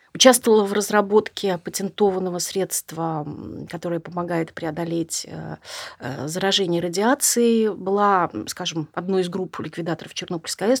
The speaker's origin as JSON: {"language": "Russian", "region": "Saint Petersburg", "country": "Russia", "said": "Я петербурженка, ленинградка в первом поколении, все мои предки, они оттуда"}